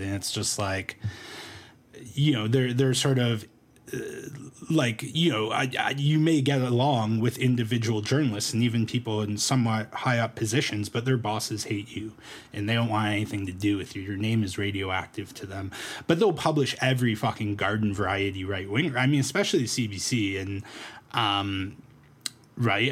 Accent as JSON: {"language": "English", "town": "Toronto", "region": "Ontario", "country": "Canada", "also_born_or_lived": "Medicine Hat", "moved": "yes", "lives_now": "Calgary, Canada", "said": "I'm from Toronto originally"}